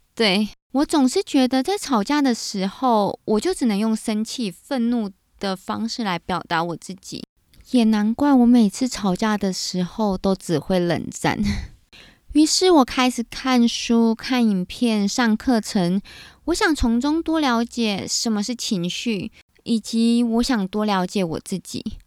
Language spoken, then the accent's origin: Chinese; Taiwan; also born or lived in United Kingdom; 在正规的台湾教育底下长大